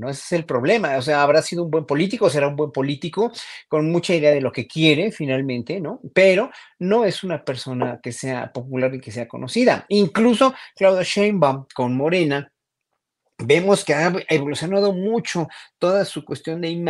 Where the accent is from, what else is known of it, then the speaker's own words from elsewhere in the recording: Mexico; Y eso ahí es donde hay que poner muy, mucha consideración como pueblo mexicano